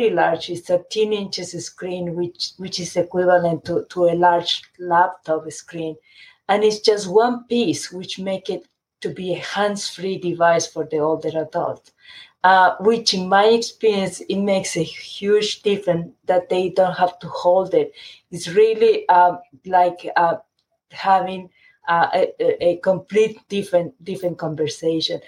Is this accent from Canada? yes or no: no; Chile; moved away; I grew up in Chile, and my family is still in Chile